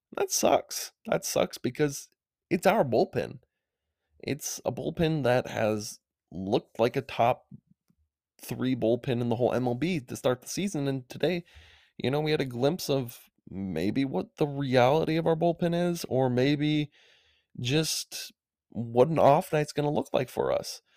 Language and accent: English; Madison, Wisconsin, United States; I'm from Madison, Wisconsin, but the Milwaukee Brewers were my childhood team